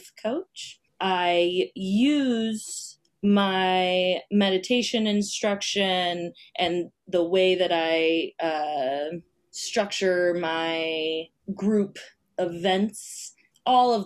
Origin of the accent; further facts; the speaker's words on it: Iowa, United States; now in Queens, New York City, United States; I'm from Iowa originally